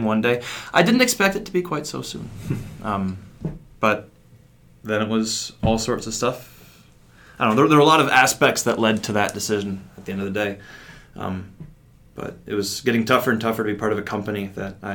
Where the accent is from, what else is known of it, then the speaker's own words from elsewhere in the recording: Eau Claire, Wisconsin, United States; I grew up in Eau Claire, Wisconsin